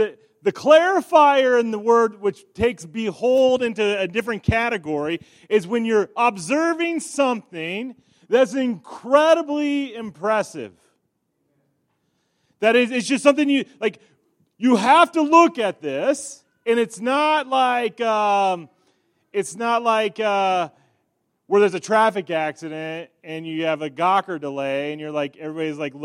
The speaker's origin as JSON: {"language": "English", "town": "York", "region": "Nebraska", "country": "United States", "tie": "born or raised there", "said": "in my hometown that I grew up in, York, Nebraska"}